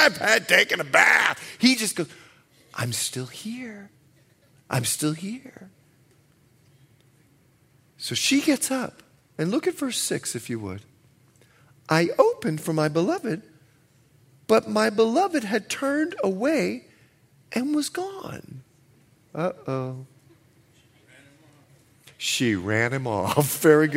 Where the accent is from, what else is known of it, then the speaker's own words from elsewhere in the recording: Bahamas; moved away; I'm from the Bahamas